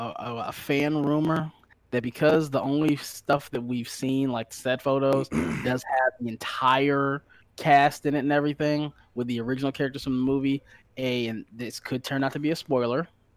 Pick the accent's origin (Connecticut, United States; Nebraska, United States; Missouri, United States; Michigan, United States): Michigan, United States; Detroit; we're from Detroit too.